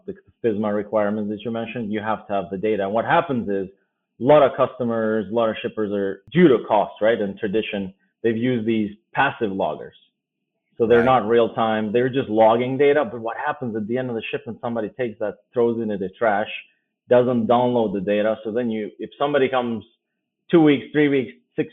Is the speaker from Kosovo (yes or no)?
yes; Pristina, Kosovo; first language Albanian; English is a second language; moved away as an adult; now in United States; that's where I grew up in Pristina